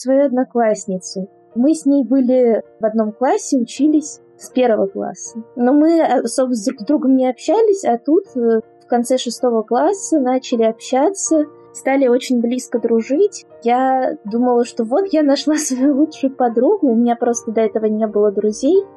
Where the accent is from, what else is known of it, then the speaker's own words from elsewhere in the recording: Moscow, Russia; я из Москвы